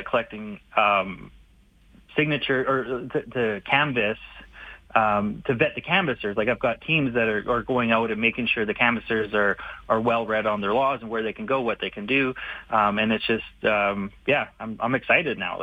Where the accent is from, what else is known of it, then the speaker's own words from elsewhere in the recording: Vernon, British Columbia, Canada; now in Calgary, Canada; I was born in Vernon, BC